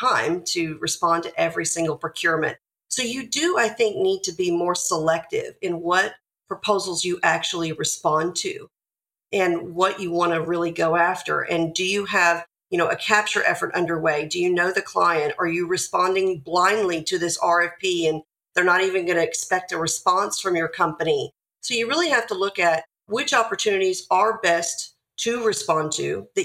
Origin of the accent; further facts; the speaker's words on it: Nashville, Tennessee, United States; I'm from Nashville, Tennessee. So I'm in the Tennessee area today